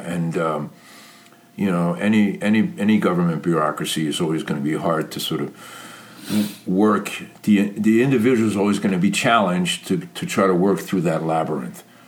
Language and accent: English; New York City, New York, United States; growing up in New York City